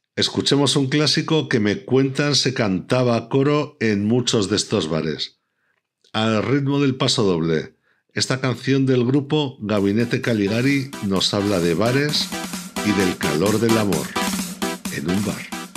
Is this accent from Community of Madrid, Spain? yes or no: no; Pertusa, Aragon, Spain; mi pueblo, Pertusa.